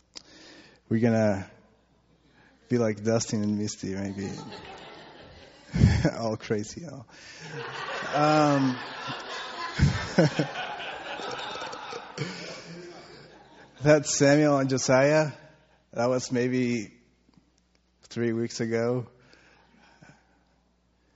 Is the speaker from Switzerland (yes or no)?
no; Costa Rica; my family and our church back in Costa Rica